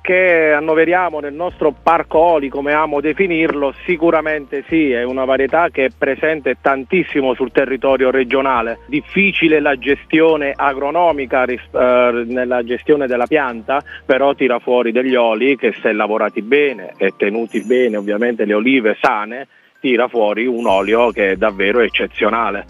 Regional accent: Abruzzo, Italy; da buon abruzzese

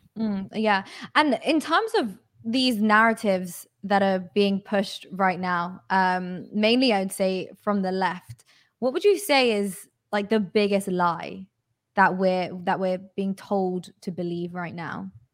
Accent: United Kingdom; I'm British

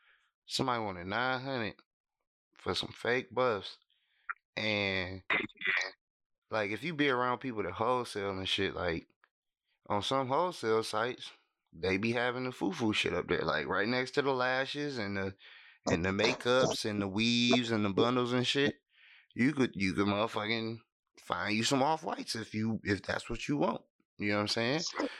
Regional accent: Riverdale, Georgia, United States; I don't know what they doing over there. That's Atlanta. I'm from Riverdale.

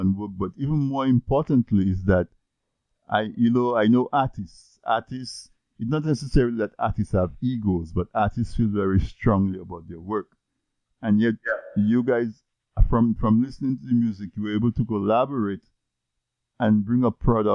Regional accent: Dominica; moved away; I grew up in Dominica in the 70s, early 80s

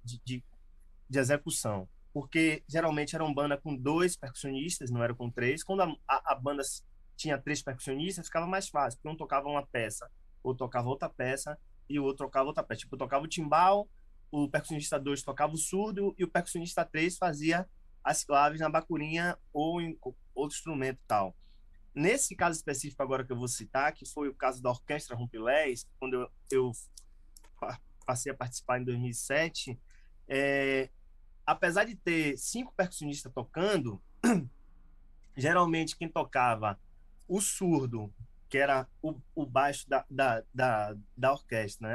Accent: Salvador, Bahia, Brazil; moved away as an adult; eu nasci em Salvador, morei em Salvador, e fui morar no interior, lá no Recôncavo da Bahia

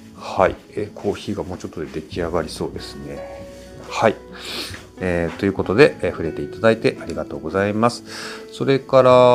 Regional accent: Kyushu, Japan; accent: Kyushu dialect; 同じ九州

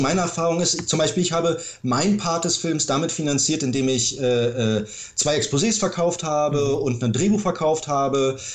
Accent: Berlin, Germany; also born or lived in Ludwigsburg; ich bin tatsächlich geborener Berliner

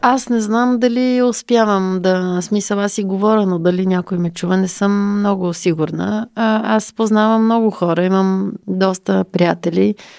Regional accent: Bulgaria; Ние като българи

